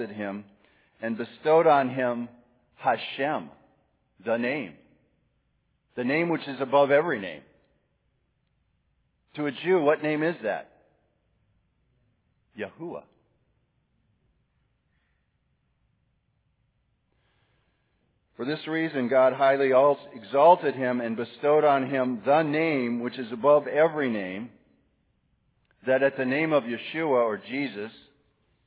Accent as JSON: {"language": "English", "region": "Wisconsin", "country": "United States", "moved": "yes", "lives_now": "Tallahassee, United States", "said": "I'm from Wisconsin"}